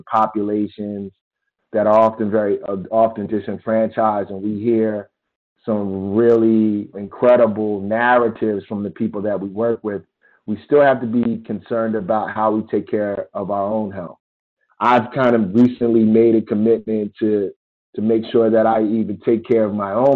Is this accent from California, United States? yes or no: no; Philadelphia, Pennsylvania, United States; moved away; my experiences growing up in Philadelphia